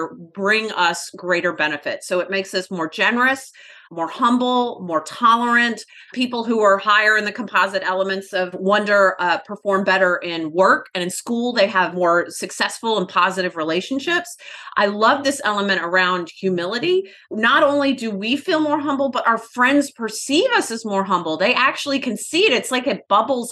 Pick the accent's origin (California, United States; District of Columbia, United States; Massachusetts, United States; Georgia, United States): Georgia, United States; Atlanta; We were born and raised in Atlanta, so they practically put Coca-Cola in your baby bottle there